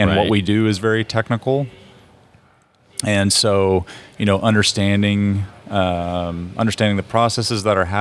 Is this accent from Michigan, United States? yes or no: no; Oklahoma, United States; I grew up in Oklahoma.